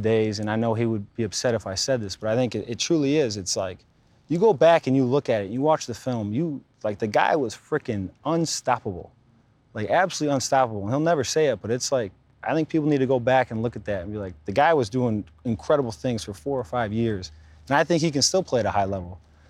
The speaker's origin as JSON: {"language": "English", "town": "Pewaukee", "region": "Wisconsin", "country": "United States", "tie": "born or raised there", "said": "Pewaukee, man, it was, everybody knows everybody, whether it was playing street hockey in the cul-de-sac"}